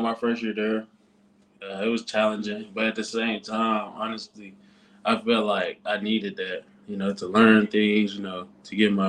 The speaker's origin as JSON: {"language": "English", "town": "Helena", "region": "Arkansas", "country": "United States", "also_born_or_lived": "Colorado", "moved": "yes", "said": "So I'm from Helena, Arkansas. I went to school in Jacksonville. So yeah, a little bit about me, Helena is about a small town, it's not too far from Jackson"}